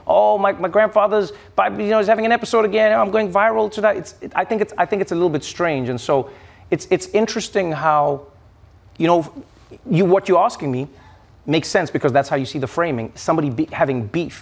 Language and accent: English; South Africa; moved away as an adult; now in United States; when I grew up in South Africa